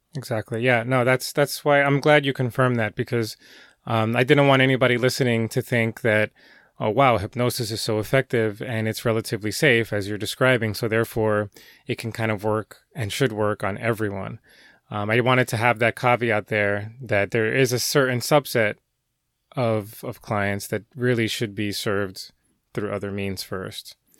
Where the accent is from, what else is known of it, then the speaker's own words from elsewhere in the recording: Elizabeth, New Jersey, United States; moved away as an adult; now in New York, United States; I grew up in Jersey for most of my life. Um, in fact, Elizabeth